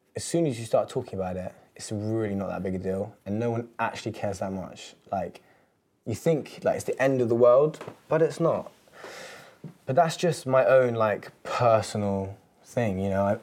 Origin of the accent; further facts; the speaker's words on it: London, United Kingdom; growing up in London